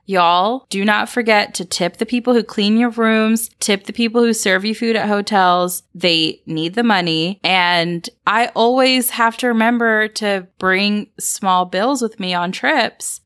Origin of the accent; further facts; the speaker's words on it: Atlanta, Georgia, United States; growing up in the South, there was such society built around which church you went to. At least that was the culture in Atlanta where I grew up